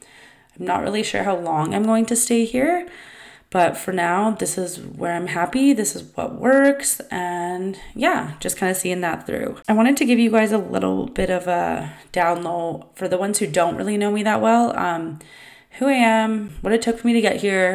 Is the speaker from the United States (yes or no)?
no; Vancouver Island, British Columbia, Canada; I was raised on Vancouver Island from about age 7 till 19.